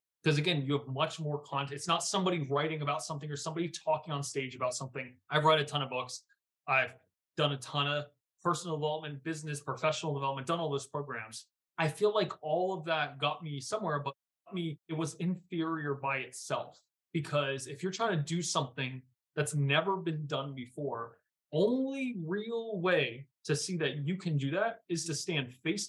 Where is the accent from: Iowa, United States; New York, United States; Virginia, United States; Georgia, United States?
Virginia, United States; because again, I came from Virginia. I don't come from this world.